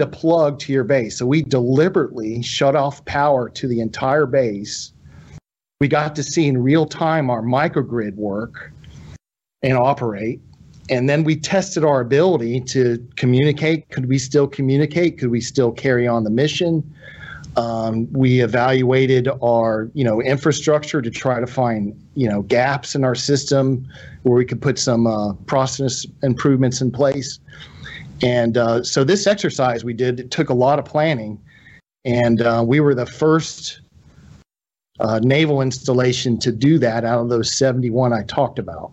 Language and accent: English; Tallahassee, Florida, United States; moved away as an adult; I grew up in Tallahassee, Florida